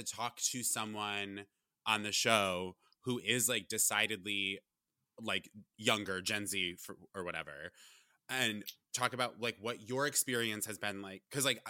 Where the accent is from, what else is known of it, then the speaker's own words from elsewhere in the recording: Vermont, United States; now in New York, United States; I'm from Vermont.